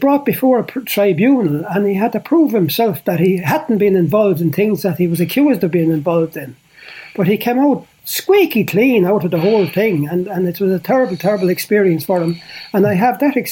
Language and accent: English; Portlaoise, Leinster, Ireland; I come from Port Leash. I had worked in many places before that, but coming back to Port Leash